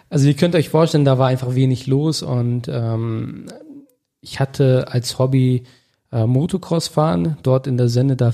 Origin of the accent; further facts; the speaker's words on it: Augustdorf, North Rhine-Westphalia, Germany; also born or lived in Detmold; Ich komme aus Augustdorf. Das ist ein Dorf circa 20 Kilometer von Bielefeld entfernt. Dort bin ich aufgewachsen, groß geworden, auch in der Nähe in Detmold ja, geboren.